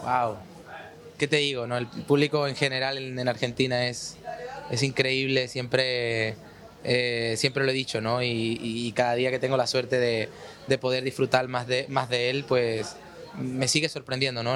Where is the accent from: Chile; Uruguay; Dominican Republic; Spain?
Spain; Córdoba, Andalusia; Yo soy cordobés, de España